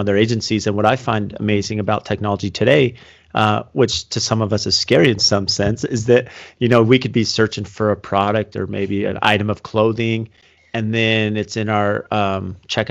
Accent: San Diego, California, United States; I grew up working in San Diego and Coronado Island

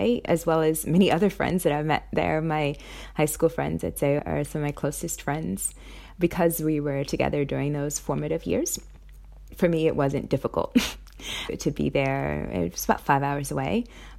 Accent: New York City, New York, United States; moved away as an adult; also born or lived in Massachusetts / San Francisco / Sydney; now in Brisbane, Australia; I'm from Brooklyn, New York, and I currently live in Brisbane, Australia.

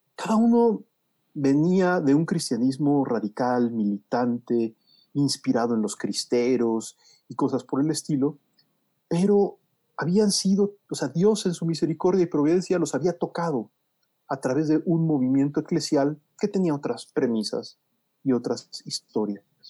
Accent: Mexico City, Mexico; nací en 1966, es decir, en el pasado remoto, en la Ciudad de México, en Coyoacán.

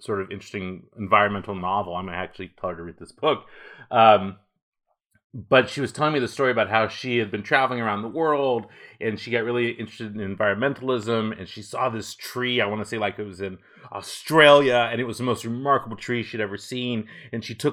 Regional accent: Walnut Creek, California, United States; I grew up in Walnut Creek in Northern California

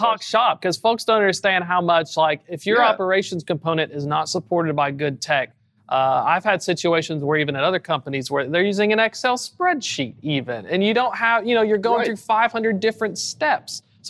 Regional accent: Chattanooga, Tennessee, United States; And in the South, I'm from Chattanooga.

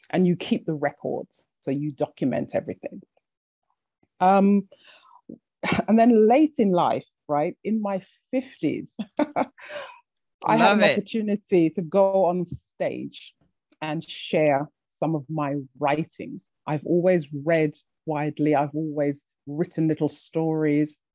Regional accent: Jamaica; big up. Yes, yes. yes, I'm a Jamaican girl.

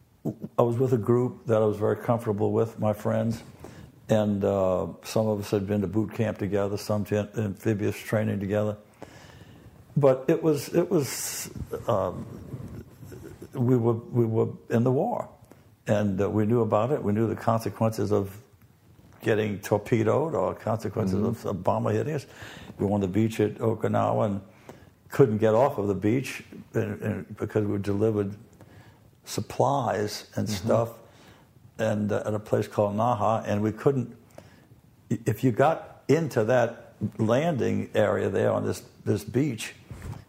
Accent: New Orleans, Louisiana, United States; born or raised there

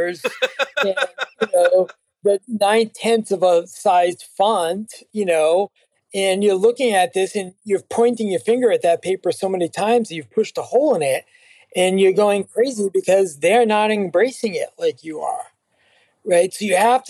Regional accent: Cape Cod, Massachusetts, United States; accent: Cape Cod; me in Cape Cod with my accent

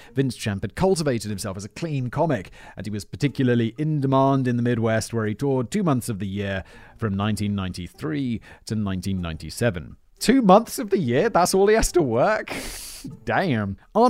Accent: England, United Kingdom; accent: south of England; I'm British, but it's been a long time since I lived in England, and other people's accents like rub off on you a little bit. And I also have a south of England, quite impressionable accent, I think.

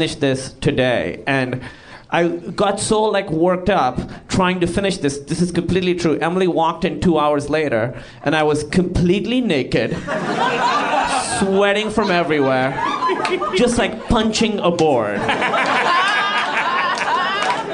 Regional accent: Pakistan; moved away; I'm Pakistani

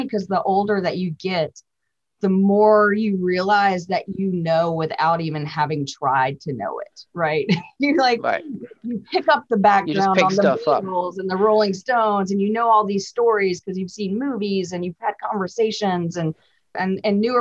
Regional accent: Memphis, Tennessee, United States; I'm from Memphis

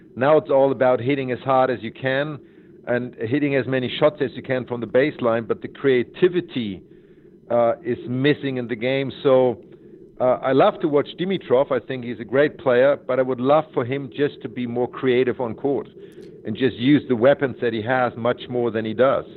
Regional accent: Hamburg, Germany; Hamburg at my hometown tournament was the most important for me because I went there as a seven year old kid

